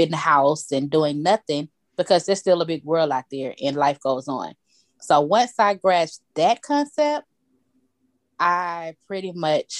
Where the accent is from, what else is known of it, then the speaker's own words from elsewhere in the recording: Atlanta, Georgia, United States; born and raised in Atlanta, Georgia